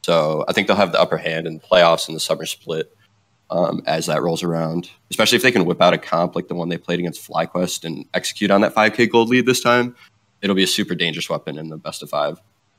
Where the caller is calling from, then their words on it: Grand Rapids, Michigan, United States; also born or lived in Germany; I'm calling from Michigan, no longer in Germany.